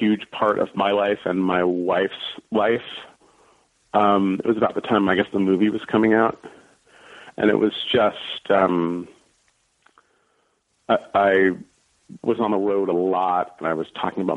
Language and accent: English; San Francisco, California, United States; also born or lived in East Coast / New York; I grew up near West Portal.